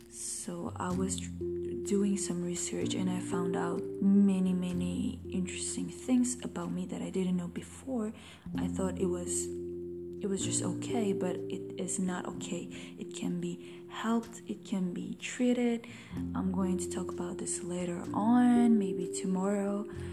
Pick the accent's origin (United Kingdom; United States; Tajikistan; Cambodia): Tajikistan; I was born in Tajikistan, 23 years ago.